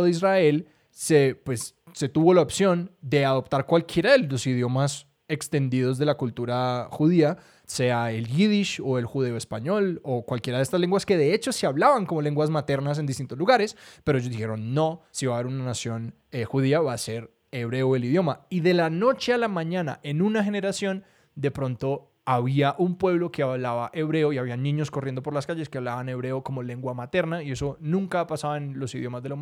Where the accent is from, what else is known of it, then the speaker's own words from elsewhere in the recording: Colombia; una persona que viene de Colombia y de Latinoamérica, un país que, y un, continente que en mayoría habla español